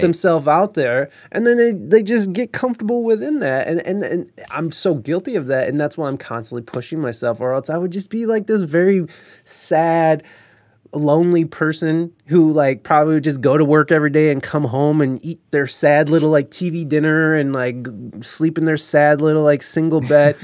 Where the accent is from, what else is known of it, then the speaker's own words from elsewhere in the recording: United States; as an American